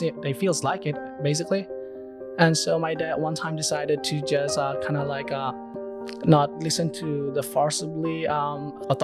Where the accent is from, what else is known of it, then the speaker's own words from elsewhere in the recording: Myanmar; now in United States; I'm from Myanmar, Burma. I've been to the United States as an immigrant 6 years ago